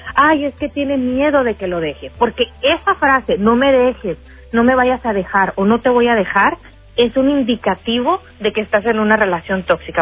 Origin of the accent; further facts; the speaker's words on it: Sonora, Mexico; accent: sonorense; now in Chicago, United States; Como decimos en Sonora, yo soy sonorense